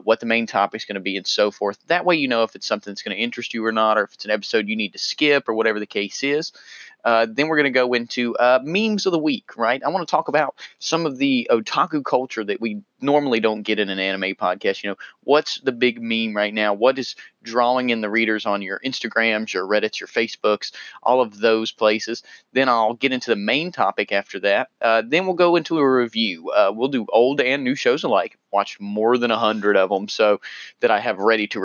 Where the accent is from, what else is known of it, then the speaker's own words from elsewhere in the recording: North Carolina, United States; accent: southern; 25-year-old correctional officer in North Carolina, so pardon my southern accent.